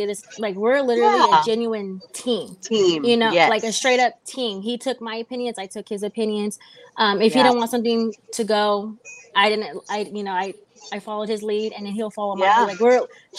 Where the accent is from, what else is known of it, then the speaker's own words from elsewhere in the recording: Inglewood, California, United States; also born or lived in San Bernardino / Chino; I grew up in Inglewood, San Bernardino, Chino. I grew up literally everywhere. I was in foster homes throughout the whole SoCal.